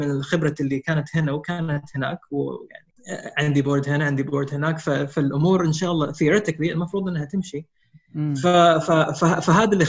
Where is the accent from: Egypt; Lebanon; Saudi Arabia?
Saudi Arabia; Riyadh, Riyadh Province; also born or lived in Bloomington, Indiana, United States; انا مولود في امريكا انولدت في امريكا في بلومنتون انديانا آه، في 79 آه نقلت على الرياض اول ما انولدت كان اول اول ما نقلت على الرياض كان عمري خمس سنين